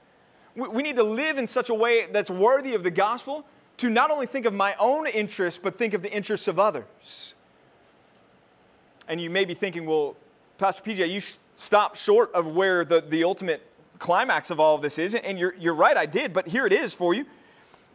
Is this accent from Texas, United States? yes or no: yes; Texas, United States; moved away; also born or lived in California; I was from Texas, I moved away, wilderness wandering years in California, and now I'm back. I came back to the promised land, so I'm back home